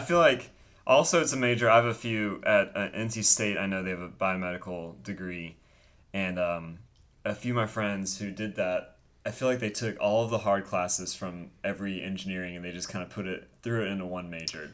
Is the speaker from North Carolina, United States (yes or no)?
yes; Winston-Salem, North Carolina, United States; we grew up together in Winston-Salem